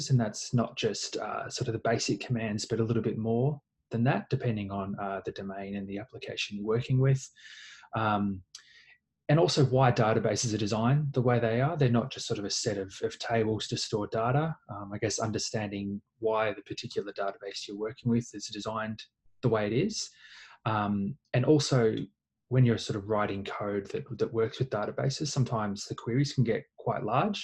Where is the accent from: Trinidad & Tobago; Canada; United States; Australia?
Australia; Melbourne, Victoria; I'm from Melbourne in Australia.